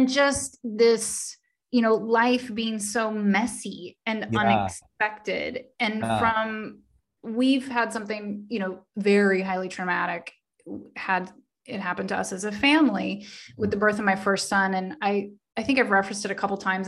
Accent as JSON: {"language": "English", "region": "Oklahoma", "country": "United States", "tie": "born or raised there", "said": "I was born and raised in the South in Oklahoma"}